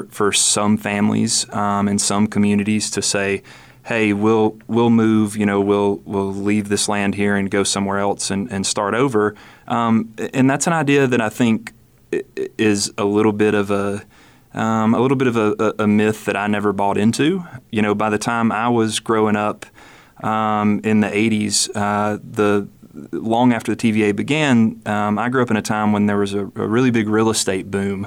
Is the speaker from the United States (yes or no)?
yes; Arley, Alabama, United States; I grew up in Arley, Alabama. It's in Winston County